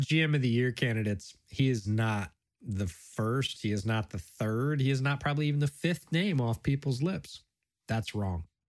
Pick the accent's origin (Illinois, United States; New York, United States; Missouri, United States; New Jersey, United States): New York, United States; Buffalo; moved away; did a lot of growing up in Buffalo. My family's from there